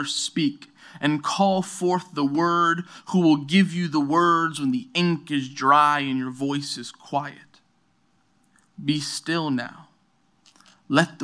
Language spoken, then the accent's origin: English; New York City, New York, United States; also born or lived in Brooklyn; I'm from New York City. I'm born and raised in New York City, born in Brooklyn, raised in Queens.